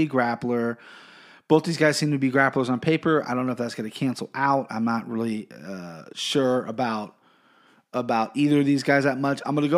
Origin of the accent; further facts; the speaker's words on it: Siberia, Russia; English is a second language; If I offended you, if you're not from that country, but, you know, I'm from Siberia, not Russia, whatever. I'm going to have trouble pronouncing their names.